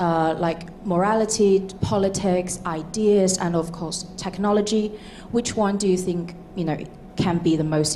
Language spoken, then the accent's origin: English; China; moved away; I am from China, a country with 5,000 years of history.